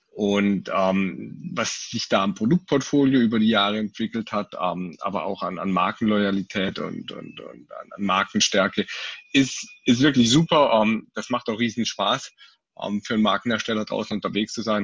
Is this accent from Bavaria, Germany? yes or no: no; Freiburg, Baden-Württemberg, Germany; komme gebürtig aus Freiburg, wohne in Freiburg, war immer mal wieder mit ein paar Abstechern ähm, äh, rund um die Welt, äh, aber doch hauptsächlich in, in Freiburg zu Hause